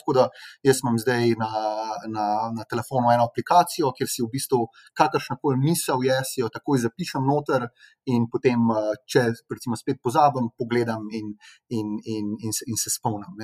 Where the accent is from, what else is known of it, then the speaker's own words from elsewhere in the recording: Slovenia; smo Slovenci